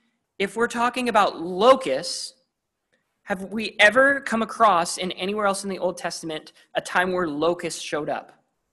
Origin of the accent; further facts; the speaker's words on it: Vancouver, British Columbia, Canada; I'm from Vancouver, which is part of the Pacific Northwest, all along the coast.